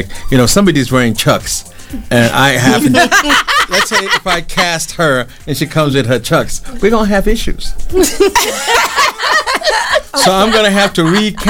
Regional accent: New York, United States; also born or lived in London, United Kingdom; And yeah, I grew up in New York and London, so I know my fashion.

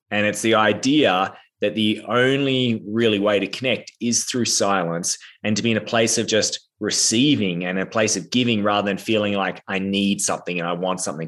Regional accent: Australia; I am Australian, but I'm actually in America right now

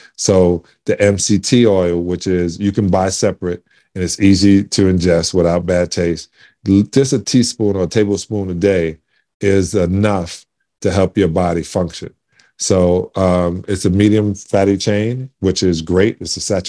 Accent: New York City, New York, United States; I'm from Canarsie in Brooklyn

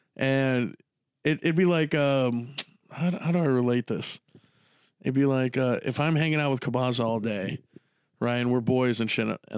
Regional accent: Texas, United States; It'd be cool just like, that would mean a lot to me as a Texan.

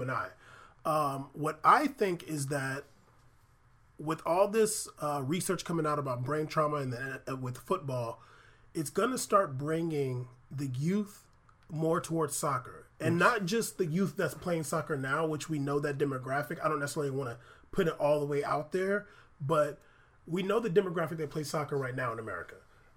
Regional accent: San Diego, California, United States; growing up in San Diego, going to Seau's restaurant for forever

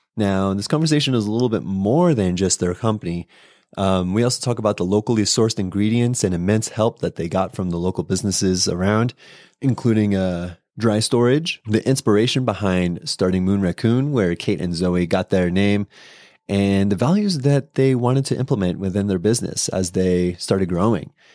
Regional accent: San Diego, California, United States; moved away; I'm from San Diego, California

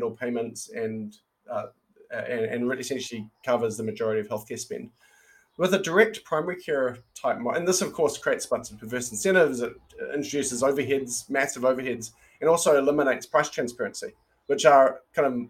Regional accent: New Zealand; born or raised there; moved away as an adult; also born or lived in Silicon Valley, United States

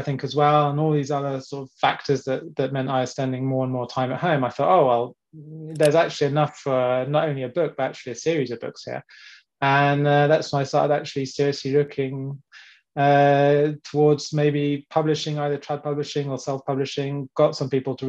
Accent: England, United Kingdom; now in France; born and brought up in England, and then came across with my parents in the mid-90s

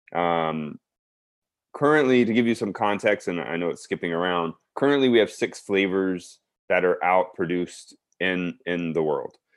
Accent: South Texas, United States; moved away; also born or lived in Baton Rouge, Louisiana; being born and raised in Texas, especially South Texas

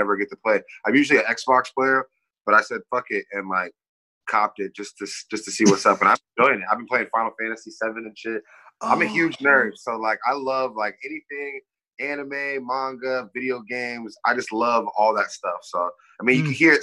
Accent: Kirkland, Washington, United States; also born or lived in Puget Sound / Renton; I was born in Kirkland also, but live in like pretty much all of Puget Sound.

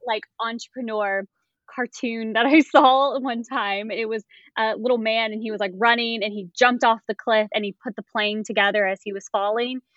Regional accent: Raleigh, North Carolina, United States; I'm from Raleigh, North Carolina

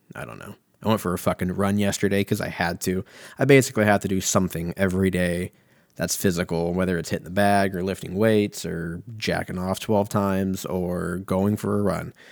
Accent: United States; I'm an American

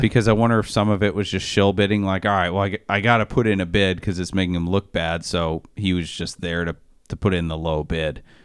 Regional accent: Maine, United States; I'm from Maine

